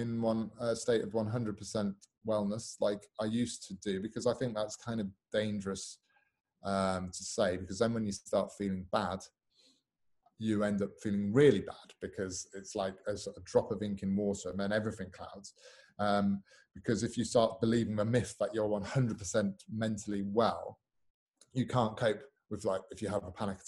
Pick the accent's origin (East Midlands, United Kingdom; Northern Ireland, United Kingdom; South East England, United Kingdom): East Midlands, United Kingdom; Newark-on-Trent; also born or lived in Sheffield; I was born in Sheffield, raised in Newark-on-Trent in the Midlands